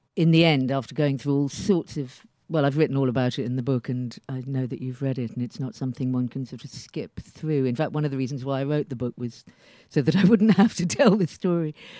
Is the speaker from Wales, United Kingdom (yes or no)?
no; London, United Kingdom; I was born on the Hammersmith and City line. I've lived practically all of my life on the Hammersmith and City line